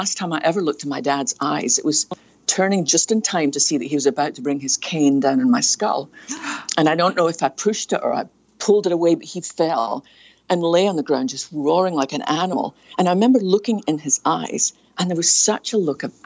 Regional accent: Scotland, United Kingdom; now in United States; probably can tell by my accent, I was born in a little fishing town on the west coast of Scotland

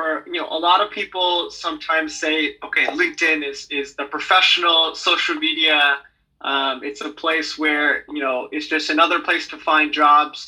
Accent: United States; also born or lived in Hong Kong; born and raised in the States

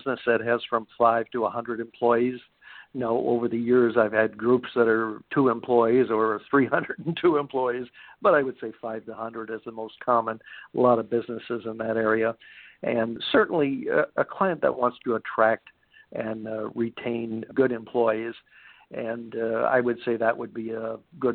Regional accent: Wisconsin, United States; also born or lived in Chicago, Illinois; now in Southern California, United States; I'm originally from Wisconsin, so I'm a cheesehead and actually moved to Southern California from Chicago Metro in 1985

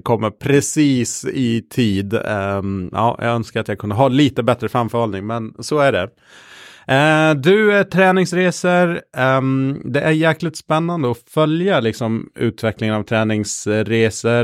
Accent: Gotland, Sweden; Jag är uppvuxen på Gotland

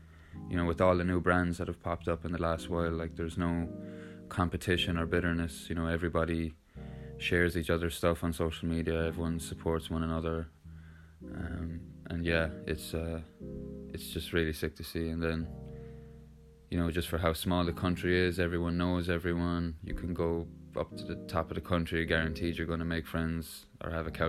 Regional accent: Limerick, Munster, Ireland; I'm currently chilling at my back garden in Limerick.

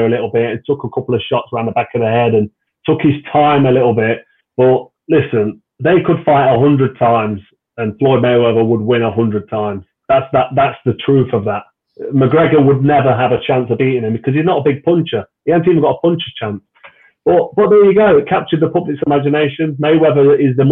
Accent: Nottingham, East Midlands, United Kingdom; It was in Nottingham, in my hometown, at the Castelletto Arena at the time, which is the local arena in the middle of my city where I was born and raised

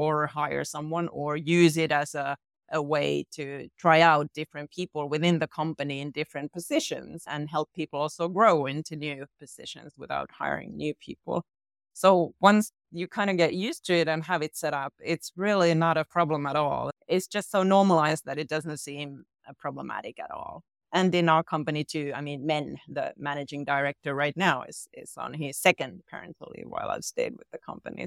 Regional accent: Finland; I'm from Finland

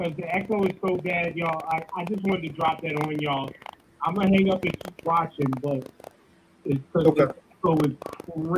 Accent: New York, United States; I'm born and raised in New York.

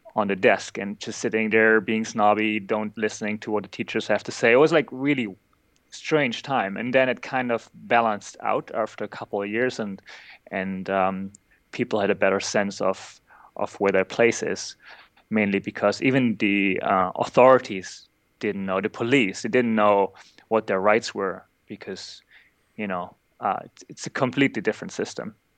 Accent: East Germany, Germany; I grew up in East Germany

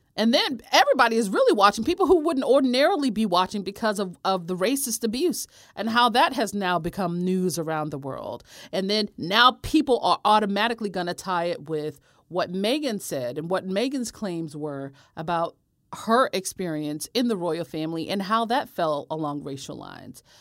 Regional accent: United States; I'm from America

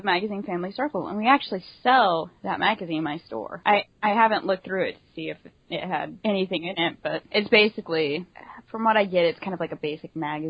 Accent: Tulsa, Oklahoma, United States; also born or lived in Skiatook, Oklahoma; the part in Tulsa where I lived was quite notable for how many, the Latino Hispanic culture there.

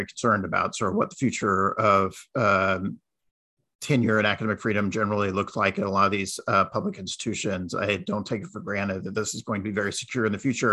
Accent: Texas, United States; When I was growing up in Texas

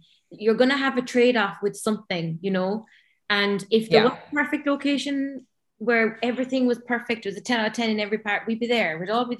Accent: Ireland; moved away; we as Irish people

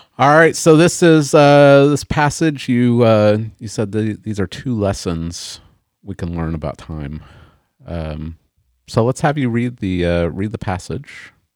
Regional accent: Oklahoma, United States; I'm an American. I was born in Oklahoma

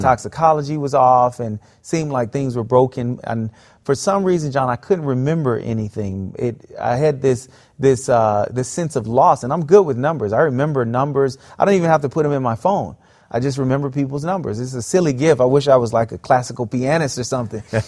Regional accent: South Florida, United States; I grew up in South Florida

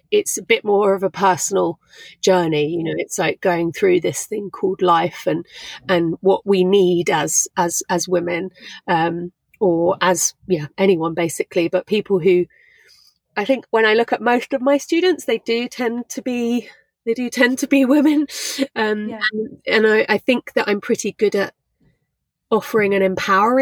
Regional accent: England, United Kingdom; also born or lived in London / Brighton; I'm not Thai, I'm English

